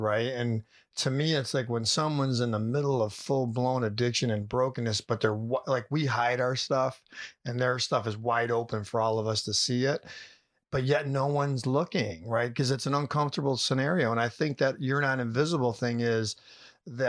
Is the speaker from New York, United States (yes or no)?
yes; Syracuse, New York, United States; I was raised in the Syracuse, New York, born and raised here